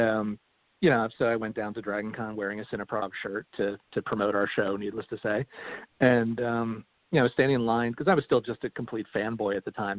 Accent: Philadelphia, Pennsylvania, United States; now in Atlanta, United States; I was born and raised in uh, Philadelphia

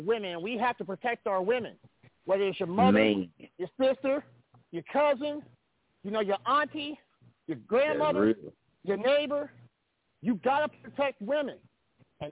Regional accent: Kansas City, United States; my hometown of Kansas City

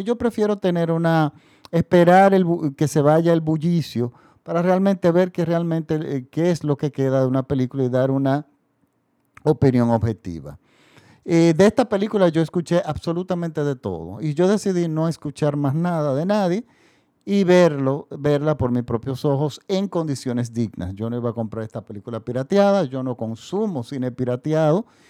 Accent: Dominican Republic; nosotros somos otro país de Latinoamérica

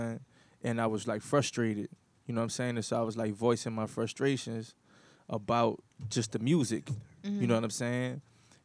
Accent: New Orleans, Louisiana, United States; I'm from the ghetto. Like I'm from the Ninth Ward of New Orleans.

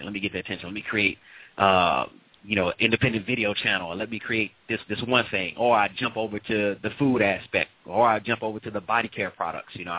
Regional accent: St. Louis, Missouri, United States; moved away; St. Louis, originally. St. Louis, Missouri.

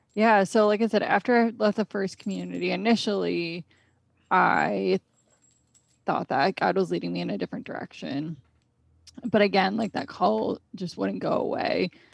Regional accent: Connecticut, United States; I grew up in Connecticut, so I've always lived here.

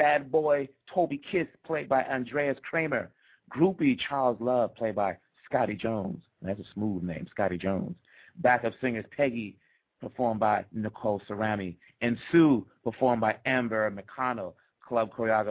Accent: Kinshasa, DR Congo; moved away; I'm from the Democratic Republic of the Congo, born in Kinshasa.

